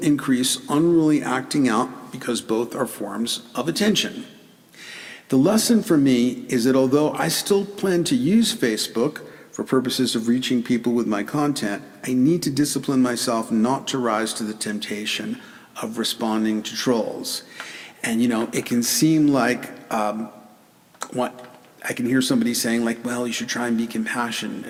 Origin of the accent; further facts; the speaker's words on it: New York City, New York, United States; I grew up in the Bronx and taught for years in the South Bronx